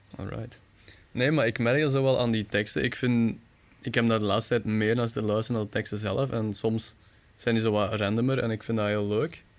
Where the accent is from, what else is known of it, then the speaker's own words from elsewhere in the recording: Bekkevoort, Flanders, Belgium; ik ben van Bekkenvoort